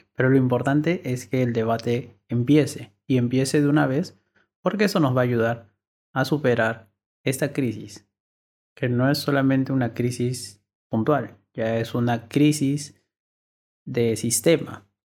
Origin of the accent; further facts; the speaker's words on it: Peru; Todos somos ciudadanos peruanos